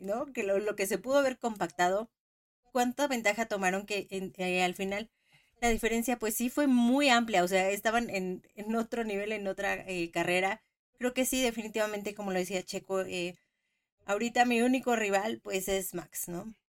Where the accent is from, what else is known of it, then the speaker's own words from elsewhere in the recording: Mexico; Como mexicanos